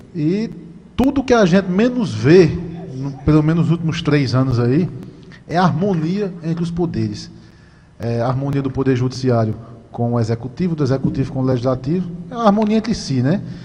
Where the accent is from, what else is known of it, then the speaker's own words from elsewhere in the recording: Vieirópolis, Paraíba, Brazil; Eu sou de Vieirópolis, aqui uma cidade pertinho, uma cidade pequena